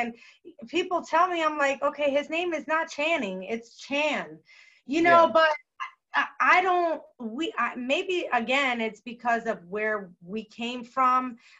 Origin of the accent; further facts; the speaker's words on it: Tampa, Florida, United States; I just mentioned Tampa because that's where we're from